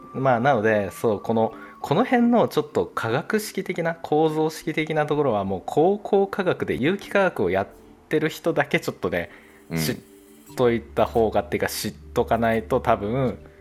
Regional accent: Chubu, Japan; now in Kanto, Japan; 東北っていうか、中部の方出身

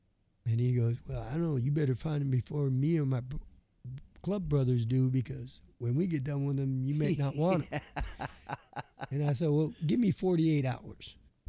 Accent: Burlington, Wisconsin, United States; now in Kansas, United States; Down in the southeast part, down near a town called Burlington, Wisconsin

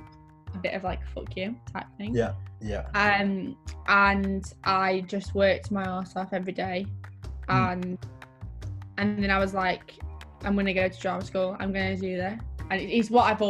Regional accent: Sheffield, Yorkshire and the Humber, United Kingdom; I grew up in Sheffield, which is a place where, to be fair, it's really hard to get anywhere, especially in the area of Sheffield that I lived in.

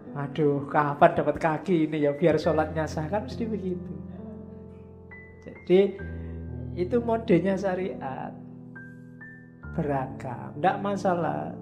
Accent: Indonesia; saya dari Indonesia

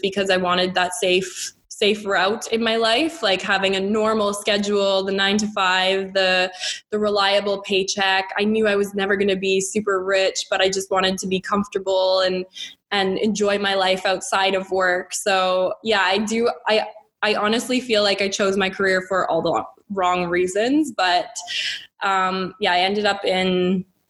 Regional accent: Calgary, Alberta, Canada; moved away as an adult; also born or lived in Lethbridge, Canada; now in Dubai, United Arab Emirates; I've always grown up in Alberta. I've never left Alberta.

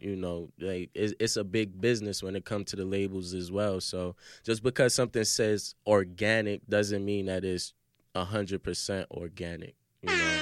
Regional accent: New York City, New York, United States; I'm from Brooklyn, so we got 'em in our hood

